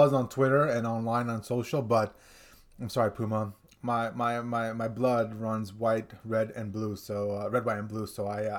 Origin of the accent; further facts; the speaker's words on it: United States; I'm an American, all right?